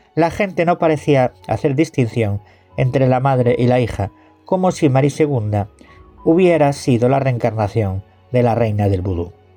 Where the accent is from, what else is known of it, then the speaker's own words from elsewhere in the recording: Galicia, Spain; Yo soy gallego